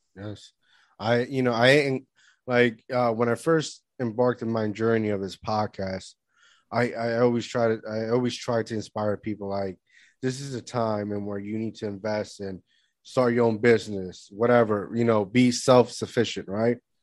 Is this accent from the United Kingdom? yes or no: no; Puerto Rico; moved away; also born or lived in Florida; growing up in Puerto Rico